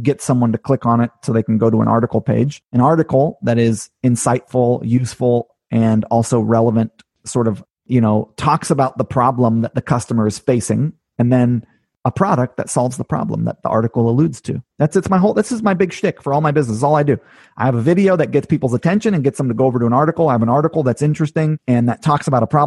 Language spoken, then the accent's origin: English; California, United States; also born or lived in Hawaii; now in upstate New York, United States; I grew up in California mostly